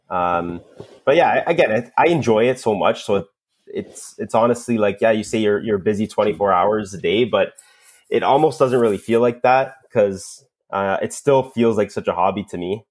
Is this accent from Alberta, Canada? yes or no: no; Toronto, Ontario, Canada; accent: Canadian; I'm from Toronto, Canada